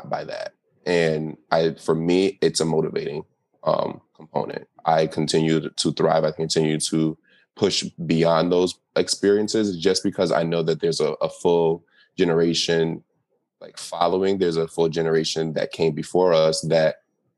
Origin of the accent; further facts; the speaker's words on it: United States; growing up in America